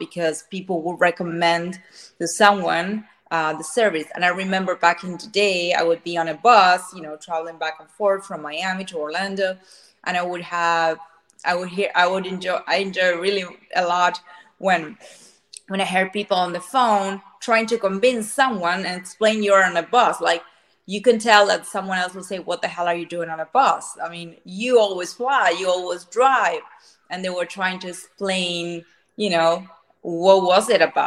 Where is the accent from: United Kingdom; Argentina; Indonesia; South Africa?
Argentina; moved away as an adult; now in Florida, United States; I'm original from Argentina. I've been born and raised there